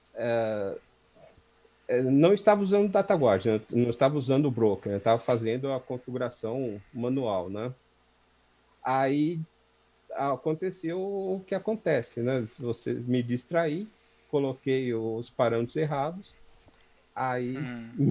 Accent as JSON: {"language": "Portuguese", "region": "São Paulo", "country": "Brazil", "tie": "born or raised there", "said": "eu nasci aqui na, na Zona Leste, Vila Carrão. Nasci, inclusive, num, num hospital que ficava a duas quadras da casa onde eu, onde eu sempre morei"}